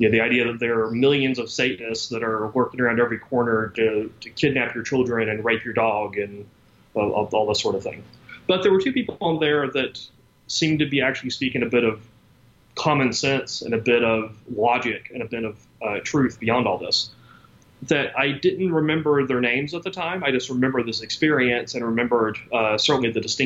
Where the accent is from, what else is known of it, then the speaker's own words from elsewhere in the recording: Deep South, United States; I grew up in the Deep South in the 1980s